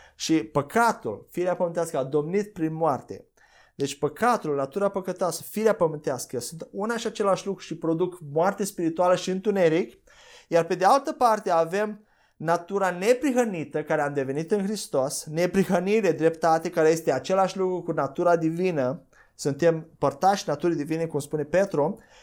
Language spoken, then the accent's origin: Romanian; Romania; noi ca și români